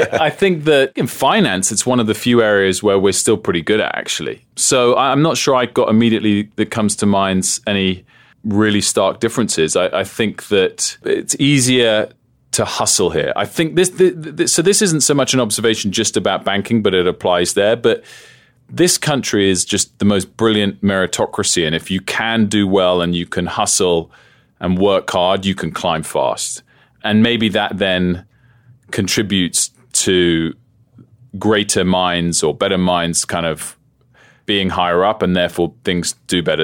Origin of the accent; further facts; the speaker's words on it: United Kingdom; moved away as an adult; also born or lived in United States; I'm a Brit